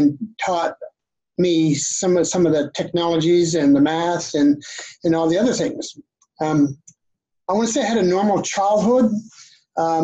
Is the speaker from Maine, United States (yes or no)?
yes; Maine, United States; also born or lived in Canada; I was born and raised in Maine